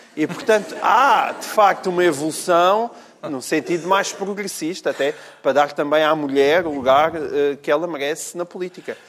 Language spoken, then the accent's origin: Portuguese; Portalegre, Alentejo, Portugal; moved away; eu sou alentejano, eu sou de Porto Alegre